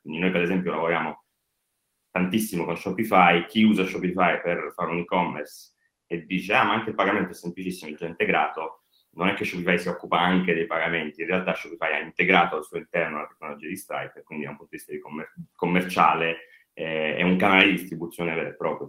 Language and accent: Italian; Apulia, Italy; Noi che siamo pugliesi